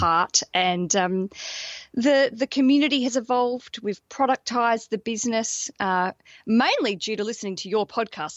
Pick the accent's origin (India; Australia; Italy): Australia; moved away as an adult; now in London, United Kingdom; I'm an Australian, and I moved to London about five years ago with my husband